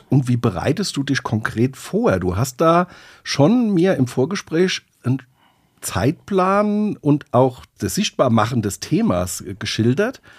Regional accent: Rhineland-Palatinate, Germany; so sind die Leute bei uns in Rheinessen

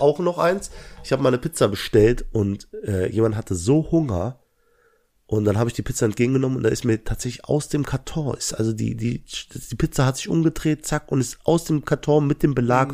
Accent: Langweiler, Germany; ich komme aus Langweiler.

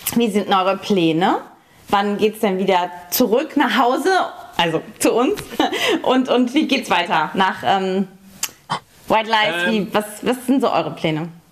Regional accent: Saarland, Germany; im Saarland, also in meiner Heimat

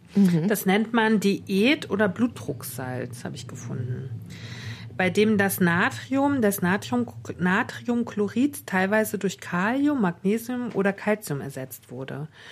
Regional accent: Northern Germany, Germany; ich bin ja Norddeutsche

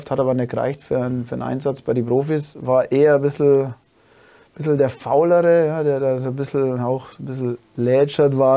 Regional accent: Dingolfing, Bavaria, Germany; ich gehe wieder heim nach Dingolfing, das ist meine Heimatort

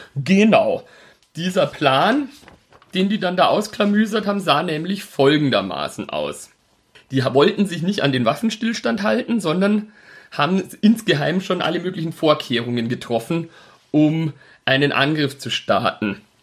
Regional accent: Altötting, Bavaria, Germany; Burghausen, das ist so die Gegend, wo ich aufgewachsen bin. Also komme aus Altötting

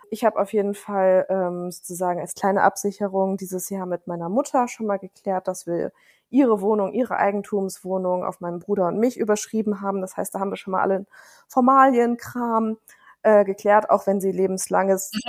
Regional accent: Bremen, Germany; Ich komme aus Bremen, das heißt, ich kenne da so ganz gut die Stadt

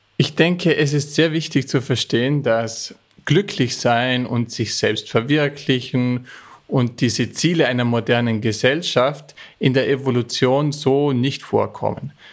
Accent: Austria; stamme ich aus den Bergen Österreichs

